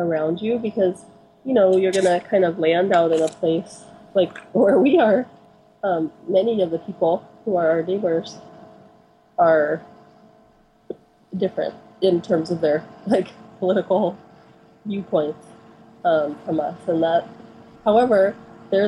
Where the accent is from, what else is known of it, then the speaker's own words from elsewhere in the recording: Santa Cruz, California, United States; now in Oregon, United States; I'm from Santa Cruz